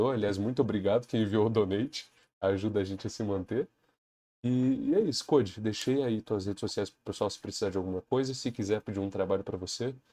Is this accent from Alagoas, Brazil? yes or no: no; Alfredo Chaves, Espírito Santo, Brazil; Eu moro no interiorzão. Eu sou de Alfredo Chaves, cara. É uma cidade bem pequenininha.